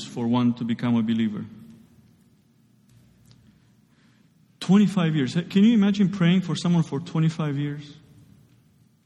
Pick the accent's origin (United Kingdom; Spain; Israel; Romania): Romania; moved away; I grew up in Romania